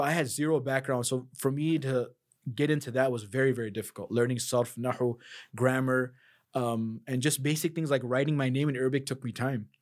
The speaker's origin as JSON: {"language": "English", "town": "Chicago", "region": "Illinois", "country": "United States", "also_born_or_lived": "South Africa", "said": "\"I'm from the United States.\" \"Where in the United States?\" \"Chicago.\""}